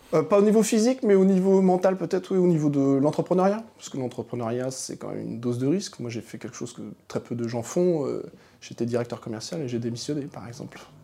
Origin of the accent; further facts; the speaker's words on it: Manche, Normandy, France; moved away as an adult; also born or lived in Paris; je viens de la Manche, donc le département, un département extrêmement rural